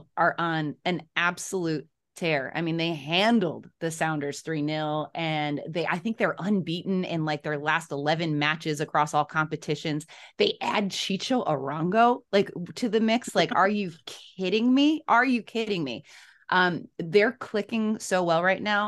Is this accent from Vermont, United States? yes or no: no; Chicago, Illinois, United States; moved away; I'm from Chicago originally